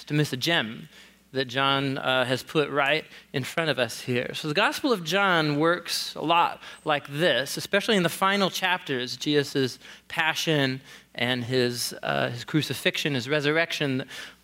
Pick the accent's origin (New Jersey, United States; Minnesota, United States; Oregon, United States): Oregon, United States; Portland; moved away as an adult; also born or lived in Wisconsin; I grew up here in Portland, just a couple of blocks away